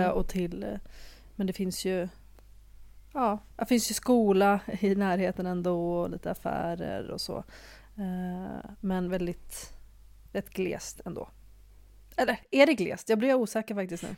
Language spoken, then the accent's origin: Swedish; Libya; now in Sweden; jag föddes ju i Libyen, ändå, ett annat land